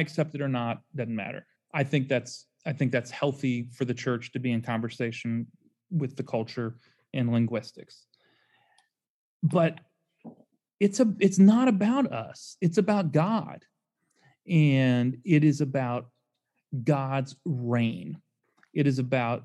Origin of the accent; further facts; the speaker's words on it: Louisville, Kentucky, United States; now in Memphis, United States; I grew up in Louisville